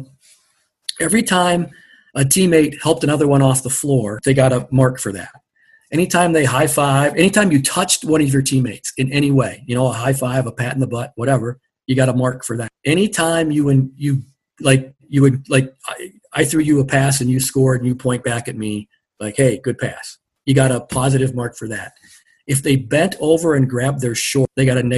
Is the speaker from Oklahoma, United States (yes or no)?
no; Platteville, Wisconsin, United States; I grew up around Platteville